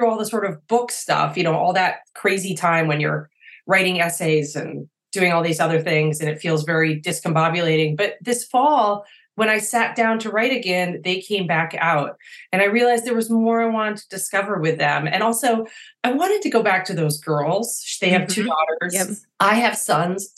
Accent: Maine, United States; I'm born and raised in Maine.

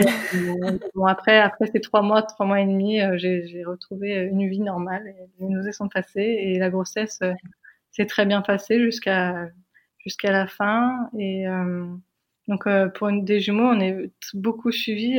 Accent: France; moved away as an adult; now in United States; nous, on est française

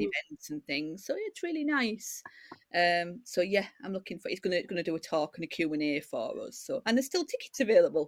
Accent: Yorkshire and the Humber, United Kingdom; also born or lived in Middlesbrough / Hull; I was born in Middlesbrough, uh, as you can probably tell from my accent. uh, and uh, then I've lived um, in uh, North Yorkshire um, basically since I was a little kid

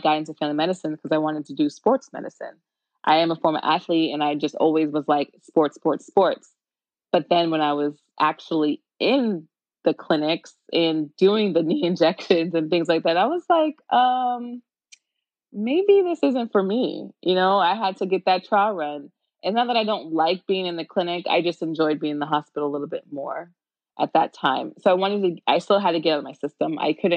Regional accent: Tampa, Florida, United States; I am from the Tampa Bay area, and I went to high school in Tampa.

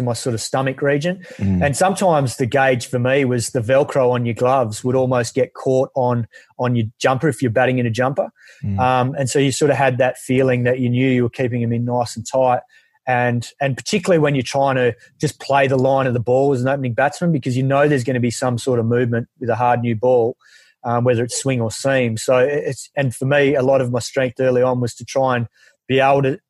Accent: Perth, Western Australia, Australia; growing up in Perth

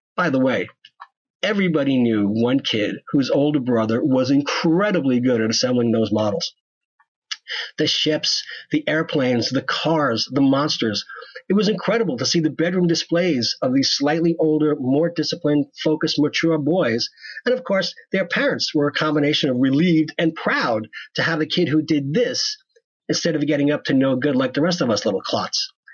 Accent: West Hempstead, New York, United States; I grew up in West Hempstead, New York, in what was referred to as a bedroom community, right next to Garden City, New York.

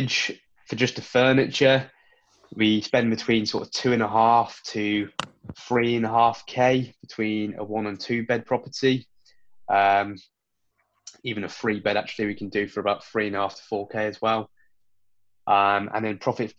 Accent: Worcester, West Midlands, United Kingdom; my hometown, Worcester, population of 100,000

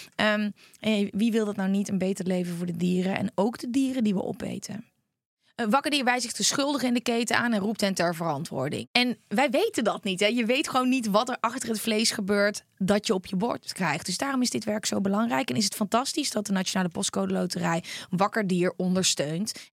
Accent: Netherlands; wij als Nederlanders

